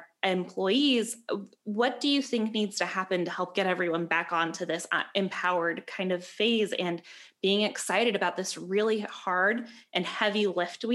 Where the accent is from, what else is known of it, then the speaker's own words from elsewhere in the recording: Peoria, United States; the only time I was away from Peoria was during that like 4 to 5 year range